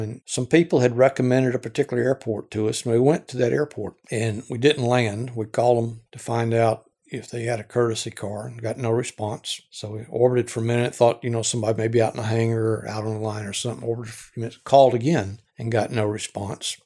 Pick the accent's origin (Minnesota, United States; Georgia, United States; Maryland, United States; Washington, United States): Georgia, United States; I grew up in Georgia, lived in the Southeast all my life